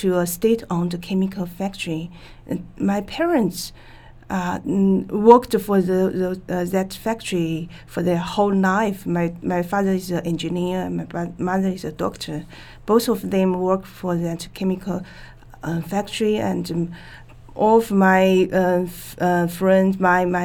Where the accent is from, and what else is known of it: China; born or raised there; English is a second language